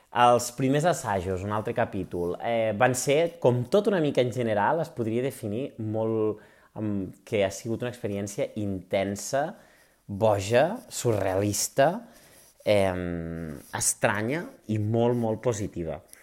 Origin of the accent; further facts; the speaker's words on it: Urgell, Catalonia, Spain; dos urgellents de pura raça com som l'Alba Segarra i jo